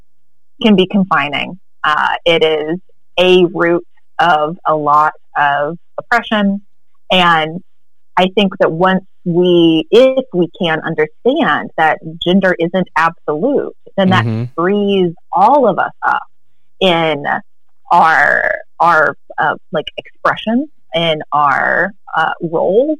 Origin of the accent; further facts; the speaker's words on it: the American South, United States; being raised as a girl in the American South